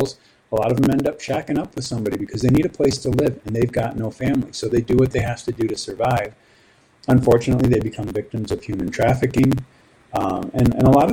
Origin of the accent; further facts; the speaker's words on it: Michigan, United States; my home state of Michigan